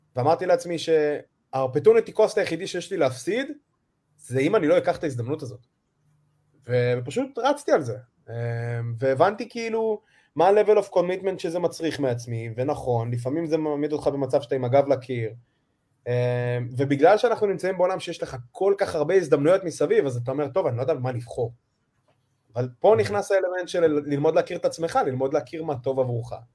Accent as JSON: {"language": "Hebrew", "country": "Israel", "said": "שהגעתי כל הדרך מישראל"}